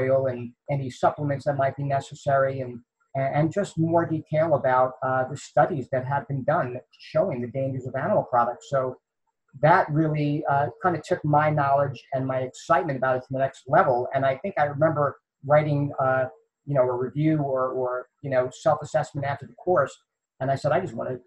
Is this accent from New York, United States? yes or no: yes; New York City, New York, United States; moved away; also born or lived in the South (US); I grew up in Queens, New York